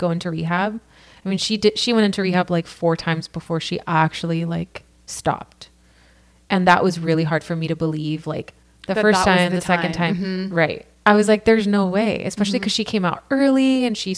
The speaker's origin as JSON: {"language": "English", "town": "Santa Ana", "region": "California", "country": "United States", "tie": "born or raised there", "lives_now": "Costa Mesa, United States", "said": "I come from here, California. I'm born and raised. I grew up in Santa Ana and now Costa Mesa"}